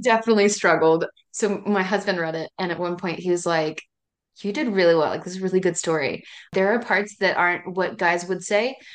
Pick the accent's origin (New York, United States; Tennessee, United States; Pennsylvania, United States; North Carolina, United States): Tennessee, United States; East; I'm from East Tennessee, which is like Appalachia area, right at the base of the Smoky Mountains